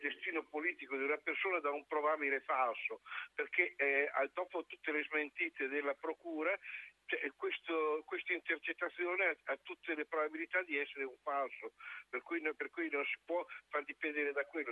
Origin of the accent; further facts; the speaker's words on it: Sicily, Italy; anch'io siciliano